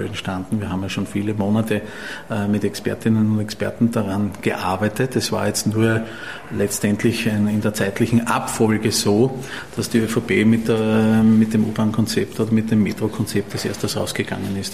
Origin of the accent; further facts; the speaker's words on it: Graz, Styria, Austria; in meiner Heimatstadt noch dazu, wo ich geboren bin